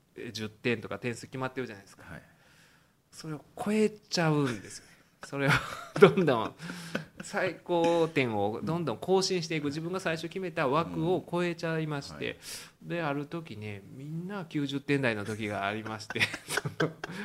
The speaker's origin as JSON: {"language": "Japanese", "town": "Uji", "region": "Kyoto", "country": "Japan", "tie": "born or raised there", "said": "宇治はね、まあ、私の実家なんですけど"}